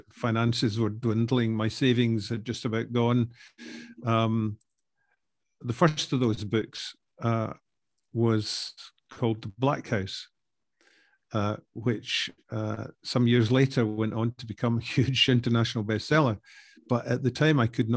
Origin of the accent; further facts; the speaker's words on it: Scotland, United Kingdom; accent: Scottish; moved away as an adult; now in France; I'm Scottish, as you can probably tell from my accent